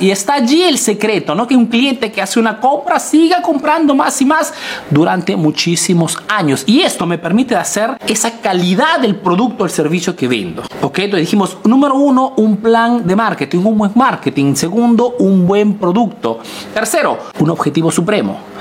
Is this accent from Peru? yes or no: yes; Peru; now in Italy; soy un emprendedor peruano que vive y hace negocios en Italia